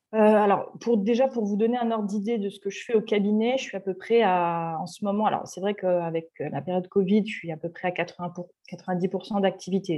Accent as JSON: {"language": "French", "area": "Paris region", "region": "Île-de-France", "country": "France", "moved": "as an adult", "lives_now": "Marseille, France", "said": "Je suis, je suis parisienne d'origine, de région parisienne. Je suis actuellement exilée à Marseille"}